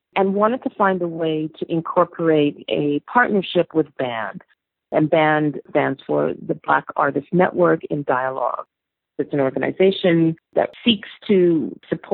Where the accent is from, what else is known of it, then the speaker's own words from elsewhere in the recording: Toronto, Ontario, Canada; also born or lived in United Kingdom; I grew up in Toronto in the 70s